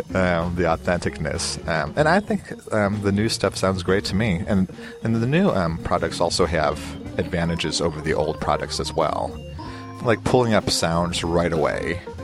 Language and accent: English; Chicago, Illinois, United States; moved away; I'm from Chicago